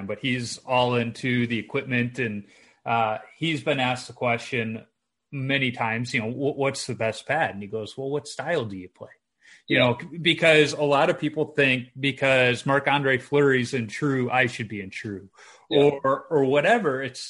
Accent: Chicago, Illinois, United States; when I was a kid, growing up in Chicago

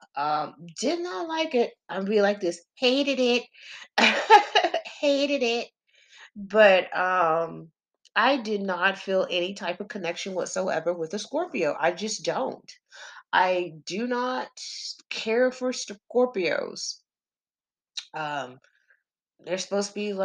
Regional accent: Texas, United States; I'm country. I'm from Texas. I'm country as fuck.

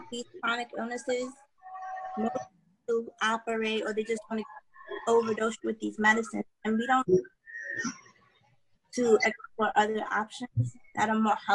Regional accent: New York, United States; I'm from New York.

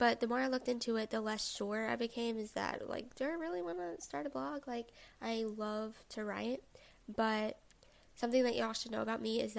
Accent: the South, United States; I'm a 20-year-old college student from the South. Since I'm from the South

